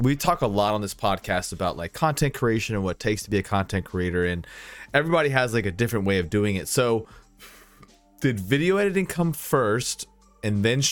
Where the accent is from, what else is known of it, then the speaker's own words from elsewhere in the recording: Virginia, United States; I'm from Virginia